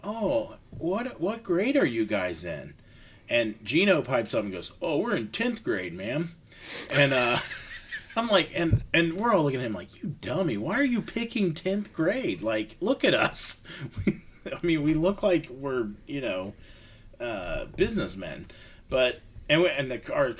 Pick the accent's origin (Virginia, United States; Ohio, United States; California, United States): Ohio, United States; Dayton; I grew up in Dayton, Ohio